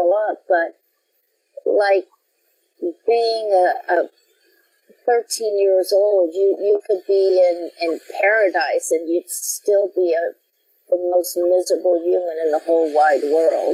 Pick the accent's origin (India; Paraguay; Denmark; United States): United States; Denver, Colorado; moved away; also born or lived in Brooklyn, New York; I grew up in Denver, Colorado, which I thought was the biggest metropolis in the whole world